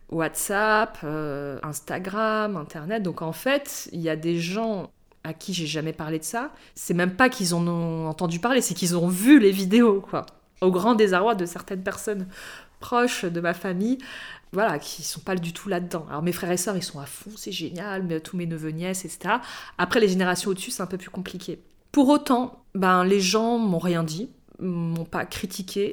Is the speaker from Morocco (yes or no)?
yes; Morocco; also born or lived in Algeria; quand j'étais enfant au Maroc